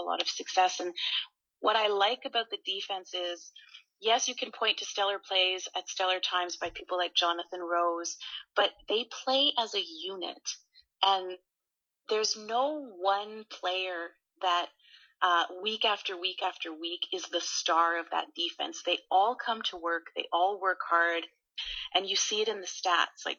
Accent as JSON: {"language": "English", "town": "Winnipeg", "region": "Manitoba", "country": "Canada", "tie": "born or raised there", "moved": "yes", "lives_now": "Ottawa, Canada", "said": "I'm from Winnipeg, so I grew up a Bomber fan"}